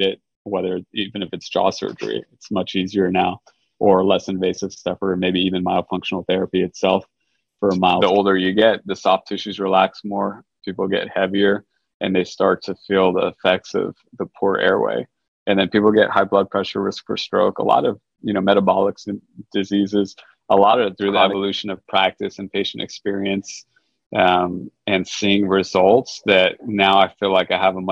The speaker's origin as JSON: {"language": "English", "town": "Los Angeles", "region": "California", "country": "United States", "tie": "born or raised there", "also_born_or_lived": "New York City", "moved": "as an adult", "lives_now": "Houston, United States", "said": "I grew up in Los Angeles, California"}